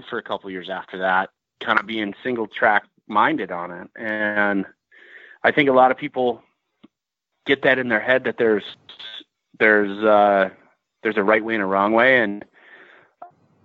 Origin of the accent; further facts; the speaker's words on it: Midwest, United States; moved away as an adult; now in Montana, United States; I'm from the Midwest